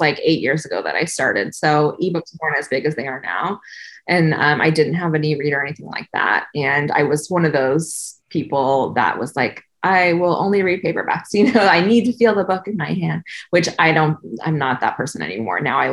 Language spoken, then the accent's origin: English; Southern California, United States; I grew up in Southern California, not on the beach, but close to the beach